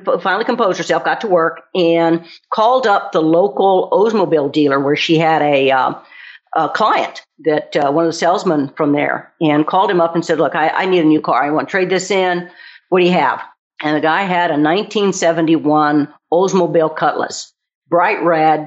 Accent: Texas, United States; moved away; I'm originally from Texas

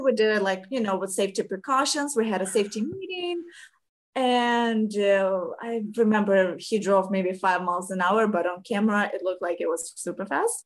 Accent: Ukraine; English is a second language; now in United States; originally I'm from Ukraine

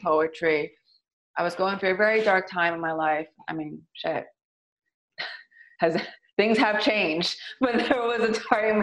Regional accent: San Francisco, California, United States; growing up in the Excelsior

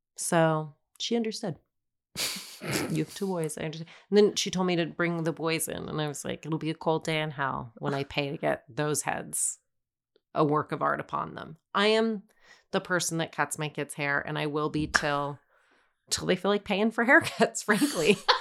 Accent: Denver, Colorado, United States; I grew up in Denver.

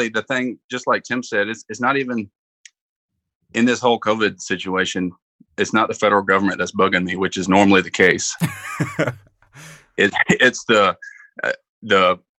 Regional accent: the South, United States; I'm from the South

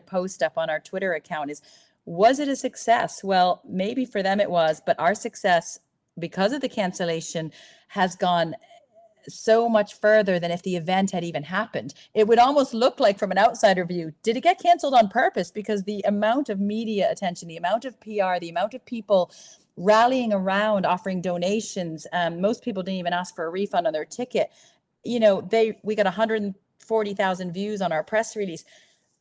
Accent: United States; now in Ireland; I'm from America

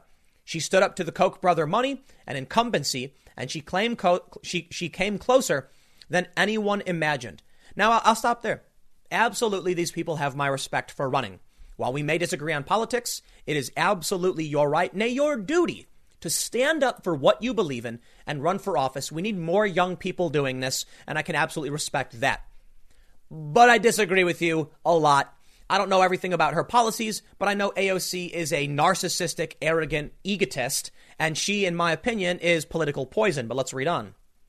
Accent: Chicago, Illinois, United States; I grew up in the South Side of Chicago with a lot of Spanish-speaking people

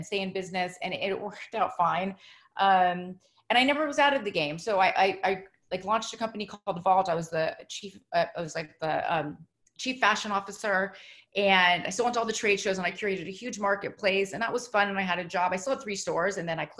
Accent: Los Angeles, California, United States; I grew up in Los Angeles

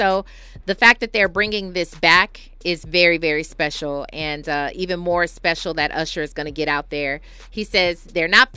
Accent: California, United States; we're from California.

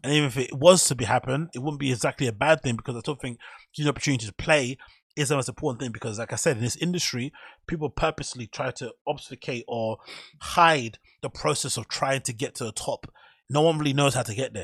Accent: London, United Kingdom; I'm from Flipping Canning Town in Custom House

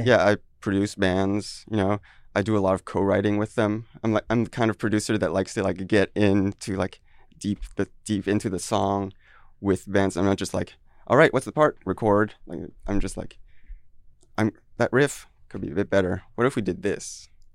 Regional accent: France; moved away as an adult; also born or lived in Taiwan; now in Seattle, United States; I grew up there until eighteen, and then I moved

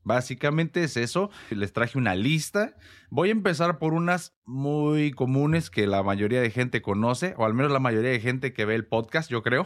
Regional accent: Morelia, Michoacán, Mexico; al menos en México, que es donde yo nací y crecí, más concretamente en la ciudad de Morelia

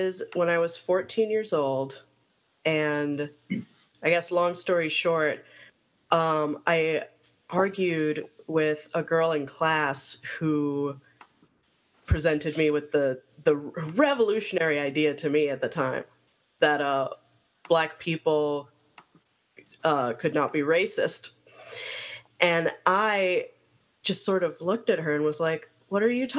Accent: Miami, Florida, United States; I grew up immersed in Cuban culture, because I grew up in Miami

